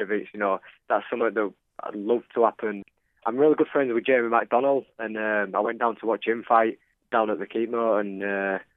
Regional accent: Leeds, Yorkshire and the Humber, United Kingdom; 22, from Leeds.

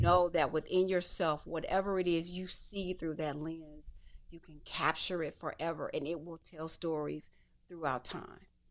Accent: Detroit, Michigan, United States; I come from Detroit

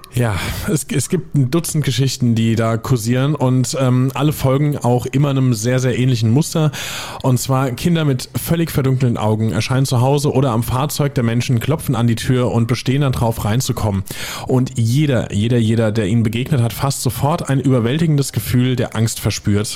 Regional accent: area between Niederbrechen and Villmar, Hesse, Germany; moved away; aus meiner Ecke kommt. Das war zwischen, Achtung, äh, jetzt festhalten, es sind auch lustige Ortsnamen, zumindest einer davon. Es war zwischen Niederbrechen und Filmer

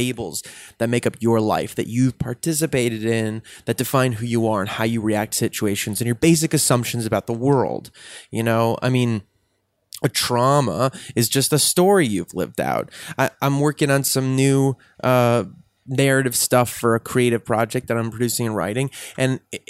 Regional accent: Highland Park, Illinois, United States; Well, I'm from the North Shore of Chicago, this little town called Highland Park, which is a pretty nice little very bubble of a town.

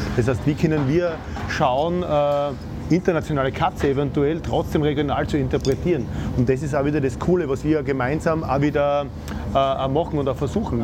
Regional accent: Styria, Austria; accent: Styrian dialect; Ich bemühe mich nicht zu so sehr im Dialekt zu sprechen, weil sonst der, unser steirischer Dialekt ist ein bisschen.

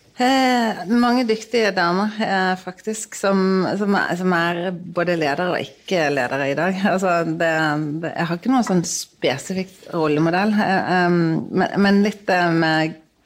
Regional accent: Bergen, Vestland, Norway; jeg er fra Bergen

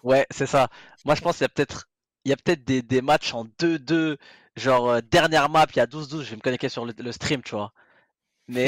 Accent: France; on est français

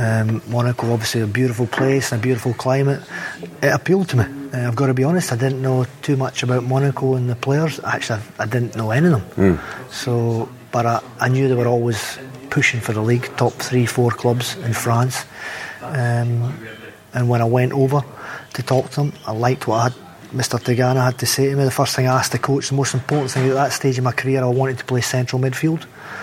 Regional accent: Scotland, United Kingdom; I came from Barrowfield, and any Scottish person will tell you Barrowfield's not the prettiest drive in the world from Celtic Park to Barrowfield

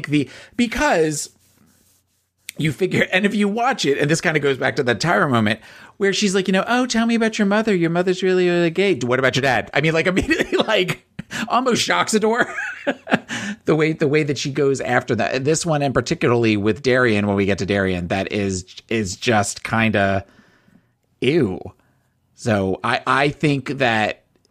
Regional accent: New Jersey, United States; I am from South Jersey. South Jersey, born and raised.

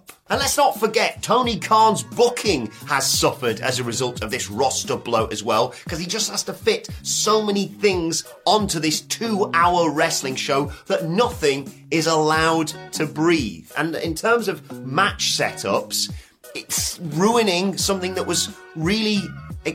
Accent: United Kingdom; a British YouTuber

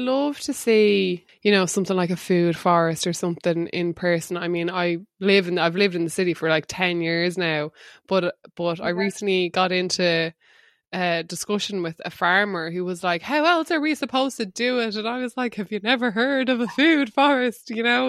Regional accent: Wexford, Leinster, Ireland; but I read veggie because growing up in Wexford, my parents just never lied about like where the food and the pay came from.

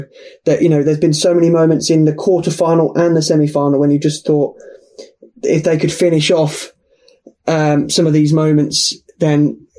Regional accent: England, United Kingdom; as an Englishman

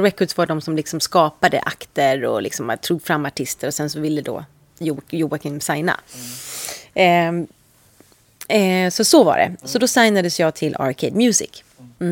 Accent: Sweden; moved away as an adult; also born or lived in London; Jag är så svensk

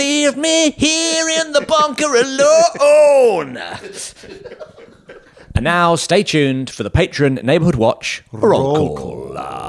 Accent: Bromley, London, United Kingdom; I'm from London. Well, from Bromley.

